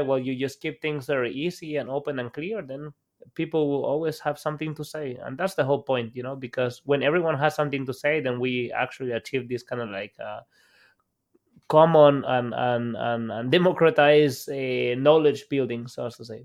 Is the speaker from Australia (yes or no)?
no; El Salvador; moved away as an adult; now in Germany; I'm Salvadorian. Like, I was born and raised in El Salvador